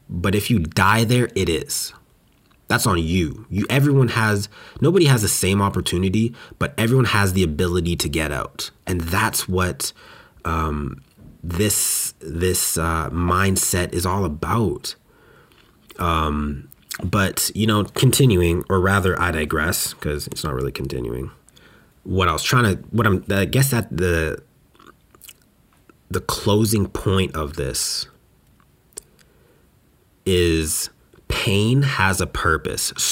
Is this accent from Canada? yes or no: yes; West Coast, Canada; now in Montreal, Canada; Now, when I came out from West Coast Canada to here in Montreal, it was painful